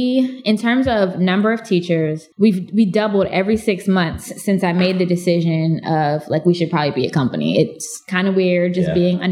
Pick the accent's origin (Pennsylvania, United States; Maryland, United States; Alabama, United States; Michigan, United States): Pennsylvania, United States; Clarion; when I tell people I'm from Clarion, they're like, okay.